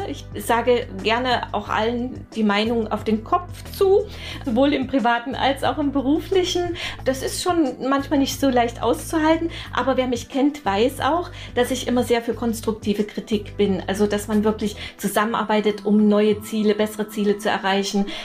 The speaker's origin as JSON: {"language": "German", "town": "Erfurt", "region": "Thuringia", "country": "Germany", "tie": "born or raised there", "said": "Stadt gleich bei Weimar. Dort bin ich groß geworden, meine gesamte Kindheit, bis ich dann studiert habe."}